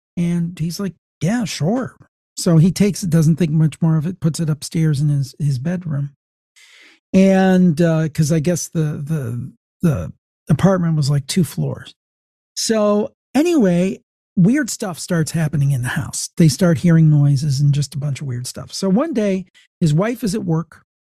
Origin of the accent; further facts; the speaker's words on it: Ohio, United States; I'm from the American State of Ohio